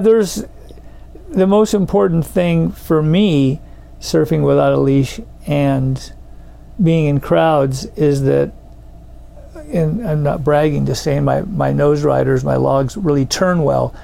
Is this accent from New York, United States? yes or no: no; Southern California, United States; moved away as an adult; now in Santa Cruz, United States; I grew up in Southern California